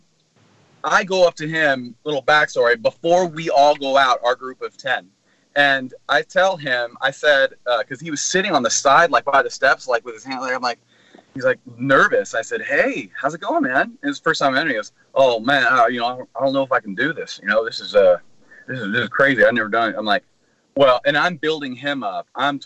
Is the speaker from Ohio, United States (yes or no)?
no; Milpitas, California, United States; I'm from Milpitas, California